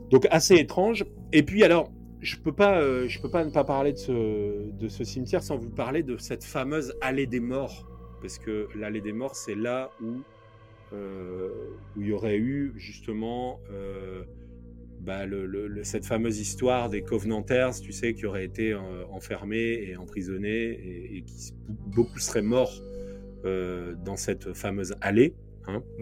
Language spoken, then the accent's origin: French; Nord, Hauts-de-France, France; nous, on vient du Nord